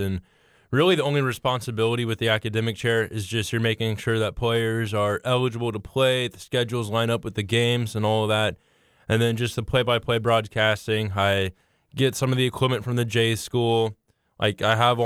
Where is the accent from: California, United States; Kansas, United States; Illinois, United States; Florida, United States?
Kansas, United States; Mulvane; moved away as an adult; now in Lawrence, United States; I'm from Mulvane, Kansas, but a lot of people won't know what Mulvane is.